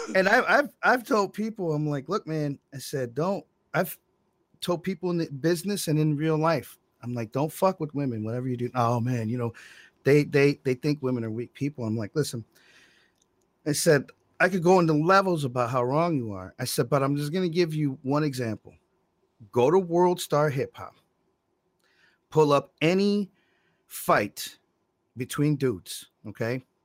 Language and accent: English; Monroe, United States; I was born in Monroe